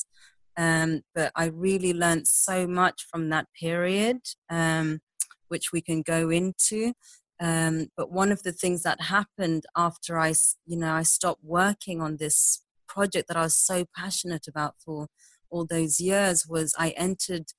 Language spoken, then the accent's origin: English; Zimbabwe; I grew up in Zimbabwe. I was born and raised there